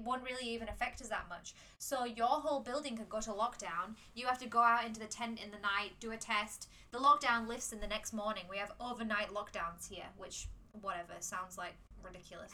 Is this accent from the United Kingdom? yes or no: yes; England, United Kingdom; moved away as an adult; now in Hong Kong; I'm from England